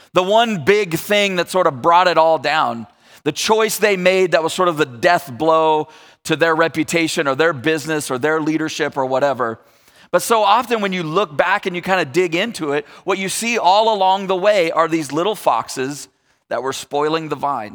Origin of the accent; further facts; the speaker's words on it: Northern California, United States; also born or lived in Texas; I've spent most of my life in Northern California